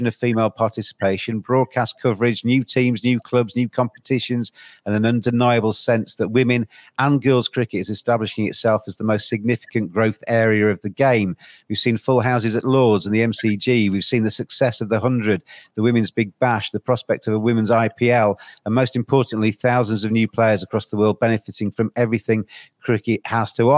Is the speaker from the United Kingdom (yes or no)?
yes; England, United Kingdom; as English people